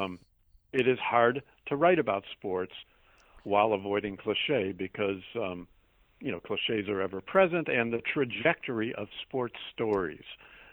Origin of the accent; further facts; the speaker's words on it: Chicago, Illinois, United States; moved away as an adult; now in Boston, United States; I grew up in and around Chicago